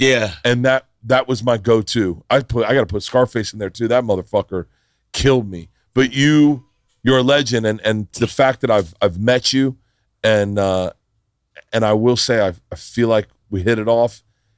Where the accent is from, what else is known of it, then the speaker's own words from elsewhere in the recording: the South, United States; But I grew up in the South.